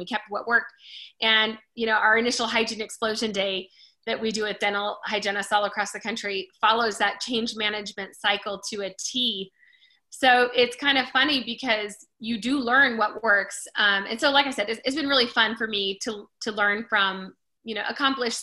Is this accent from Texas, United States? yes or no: no; Simi Valley, California, United States; moved away as an adult; also born or lived in Colorado; I grew up in California, outside of Hollywood a little bit in Simi Valley